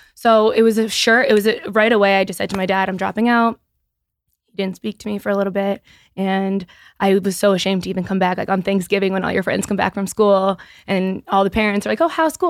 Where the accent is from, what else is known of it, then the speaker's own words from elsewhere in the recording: Easton, Massachusetts, United States; now my headquarters is in my hometown